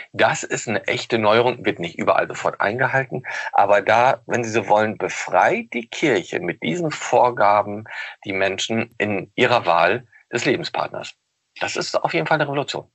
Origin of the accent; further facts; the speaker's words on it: Osnabrück, Lower Saxony, Germany; Ich komme nämlich auch aus Osnabrück